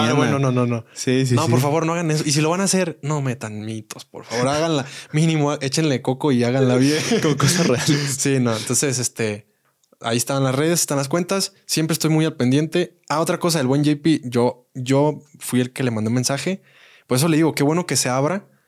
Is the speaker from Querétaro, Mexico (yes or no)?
yes; Querétaro, Mexico; Yo de Querétaro. Querétaro es, parte de México.